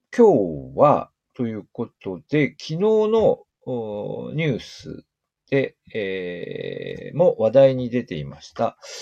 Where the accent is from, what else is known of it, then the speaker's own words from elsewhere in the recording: Niigata, Japan; 私たち新潟県民